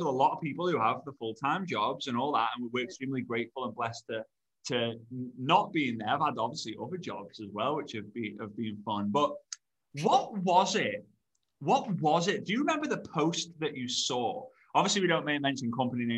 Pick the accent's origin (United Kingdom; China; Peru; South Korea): United Kingdom; moved away; I don't live in the UK anymore